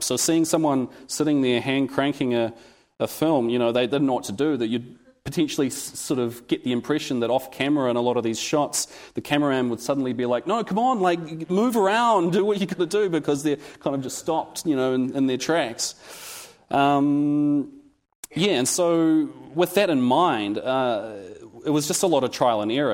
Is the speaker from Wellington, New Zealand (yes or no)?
yes; Wellington, New Zealand; I'm from Wellington, New Zealand